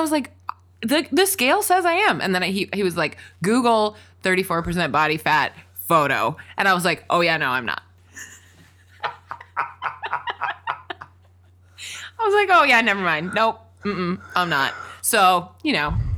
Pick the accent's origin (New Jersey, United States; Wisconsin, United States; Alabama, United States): Wisconsin, United States; also born or lived in Washington, D.C.; now in Los Angeles, United States; we both spent a lot of years growing up in Wisconsin